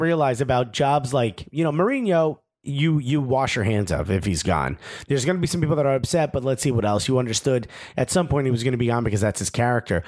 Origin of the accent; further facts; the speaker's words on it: United States; we're American